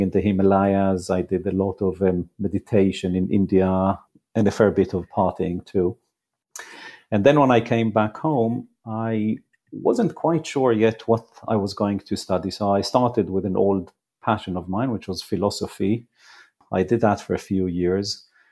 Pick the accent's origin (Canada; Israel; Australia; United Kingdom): Israel; moved away; I grew up in Israel, I didn't go straight to university